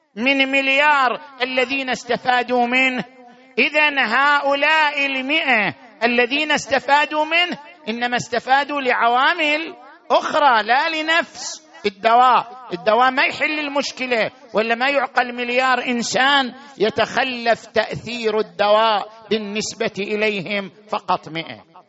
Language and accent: Arabic; Qatif, Eastern Province, Saudi Arabia; في بلدنا القطيف